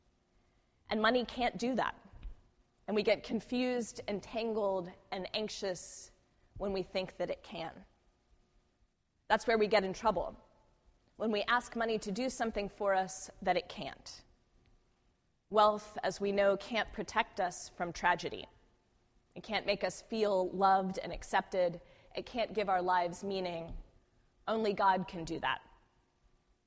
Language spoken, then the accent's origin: English; Houston, Texas, United States; now in San Francisco Bay Area, United States; I grew up in Houston during the Enron scandal.